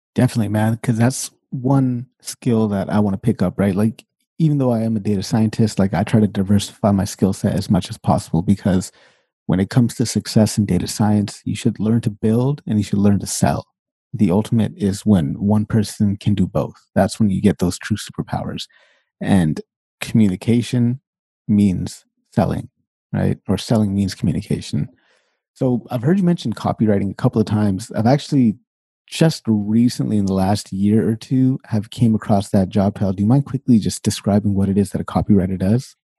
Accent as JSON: {"language": "English", "town": "Sacramento", "region": "California", "country": "United States", "tie": "born or raised there", "moved": "as an adult", "lives_now": "Canada", "said": "I'm born and raised Sacramento, California. and I lived there until I was way late into my twenties"}